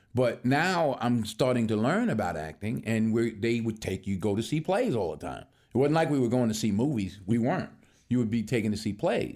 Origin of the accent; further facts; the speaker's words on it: Mount Vernon, New York, United States; moved away as an adult; I'm born and raised in Mount Vernon, New York, which is a suburb just outside New York City